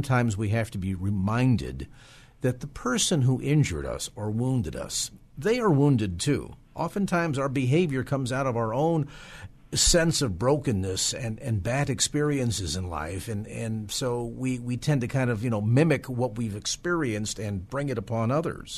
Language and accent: English; South San Francisco, California, United States; South San Francisco, my hometown